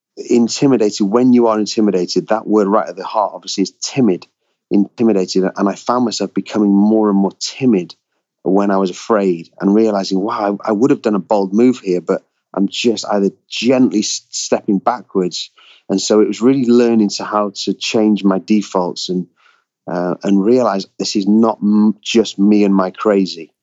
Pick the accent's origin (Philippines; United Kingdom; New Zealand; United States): United Kingdom; I grew up as a Brit on on Roald Dahl stories